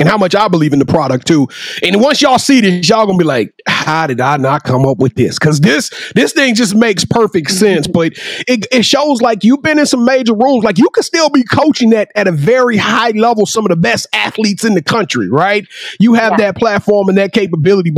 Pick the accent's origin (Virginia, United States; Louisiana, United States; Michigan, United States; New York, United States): Louisiana, United States; I'm from Louisiana